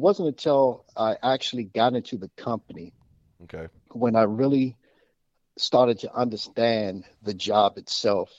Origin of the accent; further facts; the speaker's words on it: Washington, District of Columbia, United States; I grew up in Washington, D.C. I was born and raised in the city.